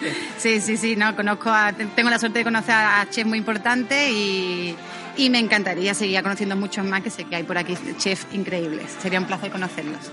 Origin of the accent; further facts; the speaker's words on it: Cádiz, Andalusia, Spain; accent: Andalusian; moved away as an adult; also born or lived in Madrid / Ibiza / Barcelona; now in San Sebastián, Spain; De Cádiz, soy de Cádiz.